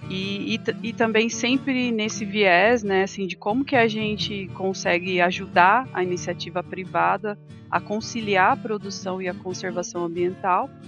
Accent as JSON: {"language": "Portuguese", "town": "Sorocaba", "region": "São Paulo", "country": "Brazil", "tie": "born or raised there", "said": "na verdade eu sou natural do interior de São Paulo, de Sorocaba"}